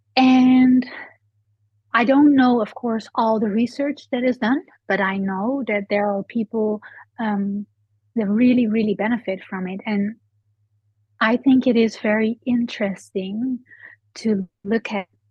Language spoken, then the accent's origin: English; Netherlands; I'm from the Netherlands.